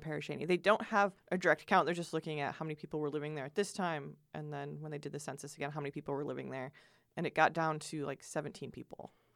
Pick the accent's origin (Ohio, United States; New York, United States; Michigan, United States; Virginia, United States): Michigan, United States